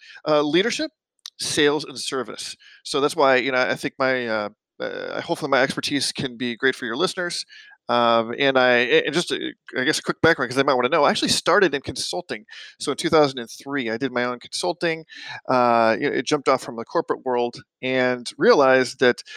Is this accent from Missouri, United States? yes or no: yes; St. Louis, Missouri, United States; moved away as an adult; I was actually born and raised in St. Louis, and lived there for 35 years